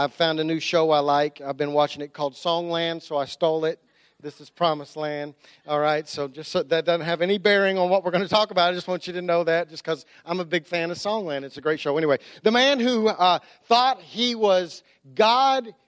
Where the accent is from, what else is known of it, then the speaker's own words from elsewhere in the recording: United States; I'm Christian before I'm American